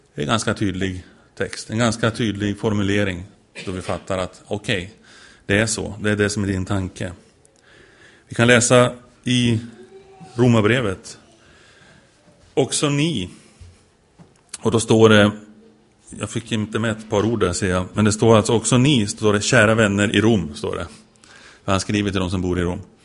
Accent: Sweden; jag är svensk

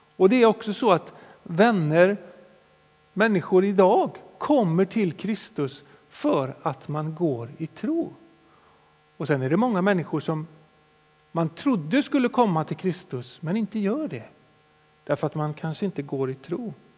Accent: Sweden; som svenskar

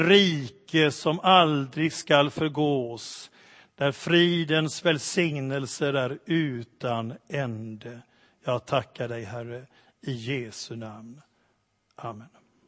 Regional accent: Sweden; för oss som svenskar

